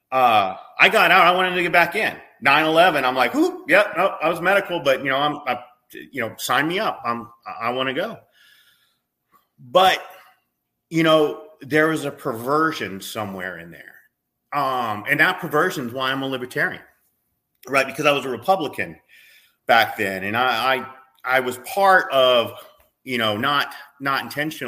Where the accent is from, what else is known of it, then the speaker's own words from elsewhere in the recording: United States; we as American people